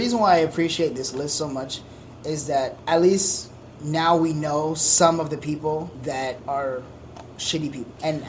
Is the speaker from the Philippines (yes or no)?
no; Haiti; Because, like, you come from Honduras, I'm from Haiti, like, those third world countries